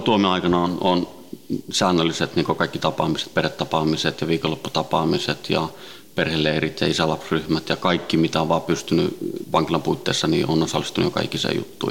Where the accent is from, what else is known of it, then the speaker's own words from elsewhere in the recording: Helsinki, Uusimaa, Finland; also born or lived in Sweden; Ruotsin lähiössä kasvanut ja syntynyt ja, ja tota, viisivuotiaana noin tultiin Suomeen, Itä-Helsinkiin